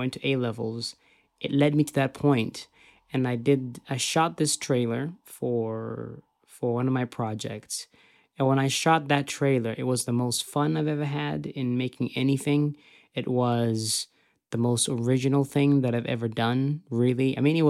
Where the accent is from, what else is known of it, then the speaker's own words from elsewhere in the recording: Zimbabwe; I was very blessed that I grew up in Zimbabwe because I had the opportunity to watch such a diverse library of content